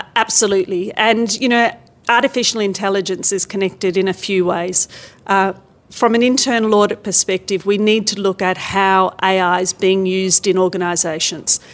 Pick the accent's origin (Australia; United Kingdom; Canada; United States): Australia; I come from Australia